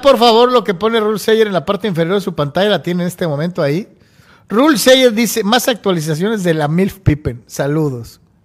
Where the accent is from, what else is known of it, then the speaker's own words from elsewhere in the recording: Mexico; como reporteros mexicanos cubriendo los Chargers